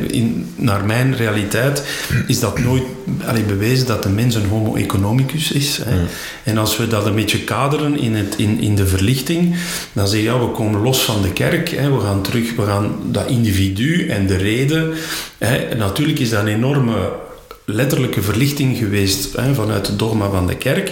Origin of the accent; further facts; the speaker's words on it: Flanders, Belgium; bij ons in Vlaanderen